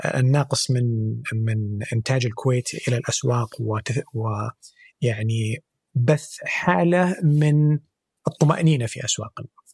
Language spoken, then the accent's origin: Arabic; Saudi Arabia; عندنا في السعوديه